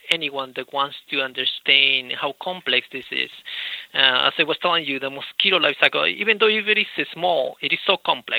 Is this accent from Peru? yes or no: yes; Peru; moved away as an adult; also born or lived in Idaho / California / Maryland; now in United States; I'm originally from Peru